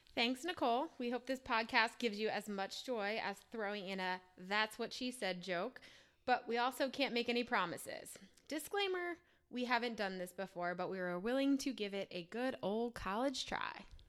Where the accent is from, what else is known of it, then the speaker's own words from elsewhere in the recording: New Jersey, United States; moved away as an adult; now in Charlotte, United States; I'm from New Jersey, born and raised. Um, moved down to Charlotte about three or so years ago for a job